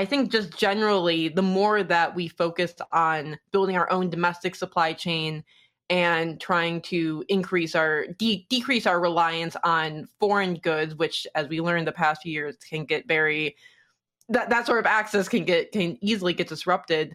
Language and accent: English; Detroit, Michigan, United States; in 2008, growing up in Detroit during the recession